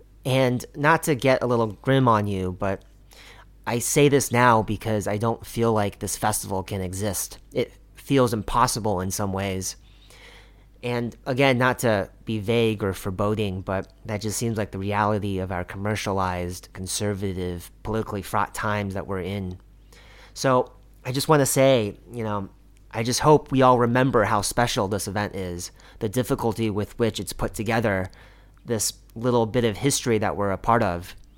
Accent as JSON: {"language": "English", "town": "Kansas City", "region": "Missouri", "country": "United States", "tie": "born or raised there", "moved": "yes", "lives_now": "Beijing, China", "said": "I grew up in Kansas City"}